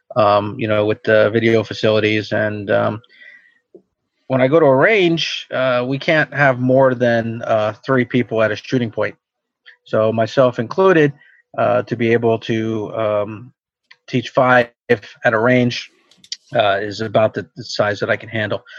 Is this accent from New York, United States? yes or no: yes; Long Island, New York, United States; also born or lived in Pennsylvania; now in New York City, United States; I grew up on Long Island